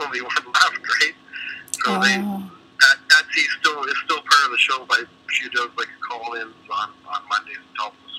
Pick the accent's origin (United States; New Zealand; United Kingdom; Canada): Canada; Oshawa, Ontario; now in Maple Ridge, Canada; I grew up in Oshawa